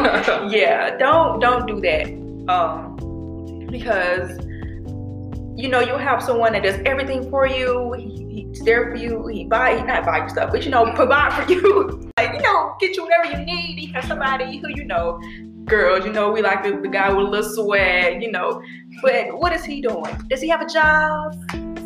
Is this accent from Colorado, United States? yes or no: no; Georgia, United States; growing up in Georgia